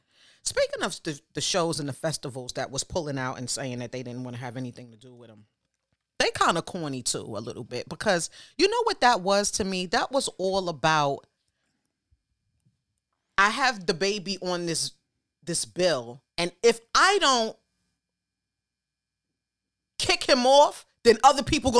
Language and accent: English; Brooklyn, New York, United States; Yep, born and raised in Brooklyn.